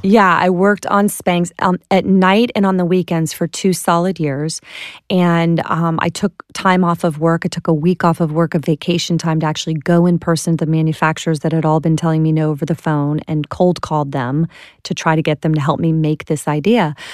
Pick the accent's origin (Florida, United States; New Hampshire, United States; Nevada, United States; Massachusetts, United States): Florida, United States; Clearwater; I'm from Clearwater, Florida